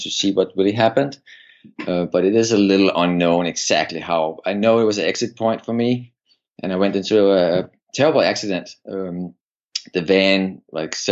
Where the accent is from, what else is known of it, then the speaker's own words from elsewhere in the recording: Copenhagen, Capital Region of Denmark, Denmark; moved away as an adult; I'm from Denmark, and I grew up in Denmark, Copenhagen, and I lived the first 25 years of my life in Denmark